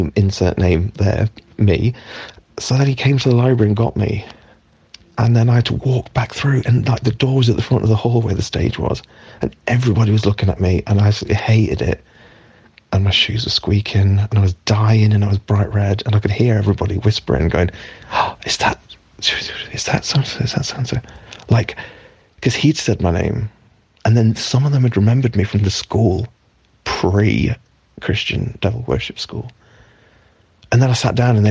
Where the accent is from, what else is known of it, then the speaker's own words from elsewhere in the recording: East Midlands mining village, United Kingdom; also born or lived in Derby; East Midlands, mining village, little school, right? About, I don't know, seven or eight or something